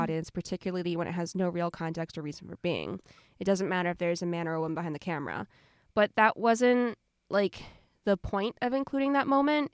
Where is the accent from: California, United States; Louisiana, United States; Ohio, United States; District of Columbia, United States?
Ohio, United States; Southern; I'm from Southern Ohio.